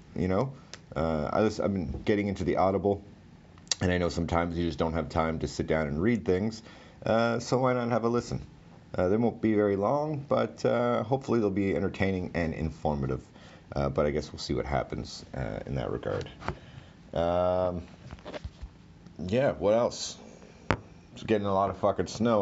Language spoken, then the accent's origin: English; Ottawa, Ontario, Canada; I'm from Ottawa